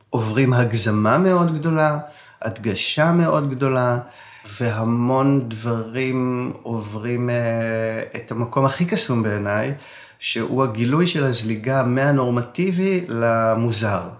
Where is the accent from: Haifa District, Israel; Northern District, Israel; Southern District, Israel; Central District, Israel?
Central District, Israel; Yavne; born or raised there